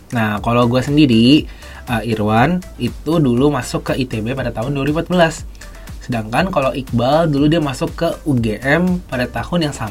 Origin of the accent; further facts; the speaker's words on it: Jakarta, Indonesia; karena gue kebetulan gue gede di Jakarta